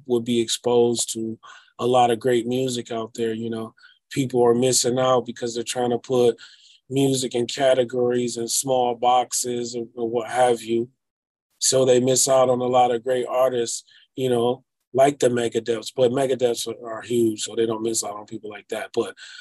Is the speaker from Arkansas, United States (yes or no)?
no; Detroit, Michigan, United States; I am from Detroit